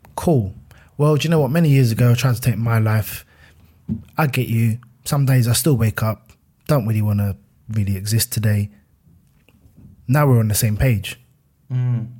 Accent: Fort Heath, London, United Kingdom; I'm a kid from Fort Heath

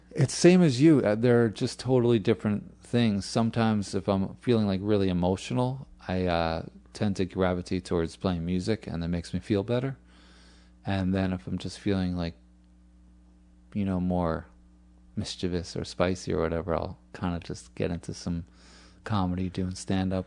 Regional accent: New York, United States; moved away as an adult; also born or lived in California; I am from New York. I lived in California for about eight years

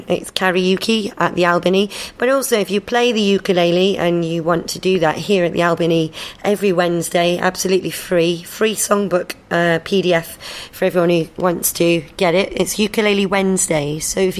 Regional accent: Manchester, North West England, United Kingdom; also born or lived in South London; now in London, United Kingdom; London now, but I'm from Manchester originally.

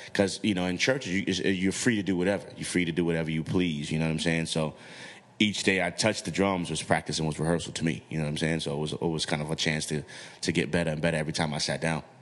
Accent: New York City, New York, United States; I'm from the hood, I'm from the Bronx

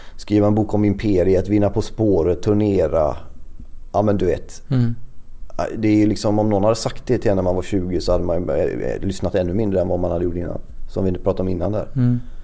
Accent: Växjö, Kronoberg County, Sweden; accent: Växjö dialect; jag låter ju verkligen som en Växjökille

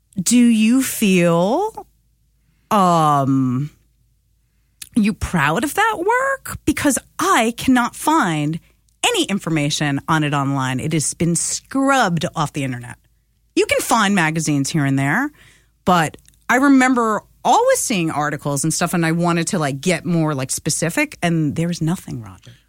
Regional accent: New York, United States; I'm a New Yorker

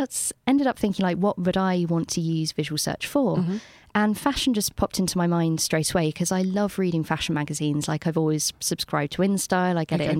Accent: London, United Kingdom; I was there for way too long. I went back to London and they asked me if I was from Bristol.

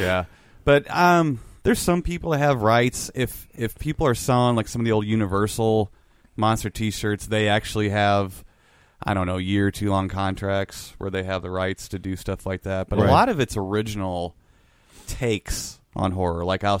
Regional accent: Belleville, Illinois, United States; we're all from Belleville.

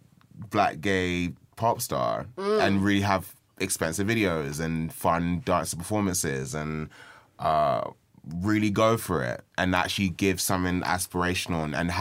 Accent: Nigeria; I'm Nigerian.

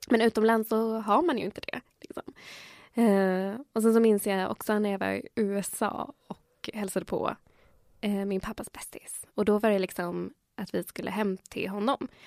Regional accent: Chile; Men samtidigt så var de medvetna att jag var chilenare. Ah. För de, de, de ser ju det, alltså i Latinamerika så ser man ju vart alla är ifrån.

